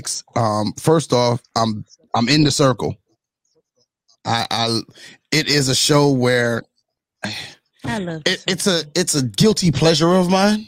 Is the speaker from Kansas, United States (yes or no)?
no; New York, United States; my New York brethren